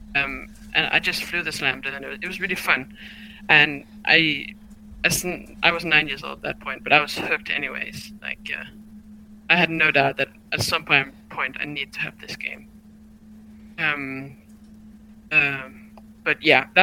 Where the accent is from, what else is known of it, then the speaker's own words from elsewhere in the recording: Denmark; I'm from Denmark.